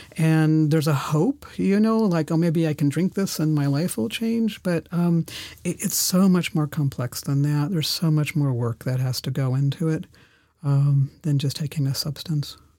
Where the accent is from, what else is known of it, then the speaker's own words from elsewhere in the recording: San Francisco, California, United States; also born or lived in Germany / Oklahoma; now in Berlin, Germany; I was born in Germany, where, where I'm, uh, recording from, uh, today, and, um, went to school in San Francisco, spent, uh, summers in Oklahoma with my grandparents